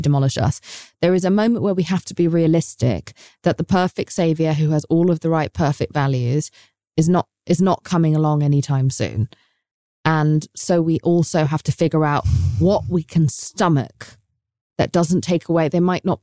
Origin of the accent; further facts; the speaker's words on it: England, United Kingdom; now in United States; as an English person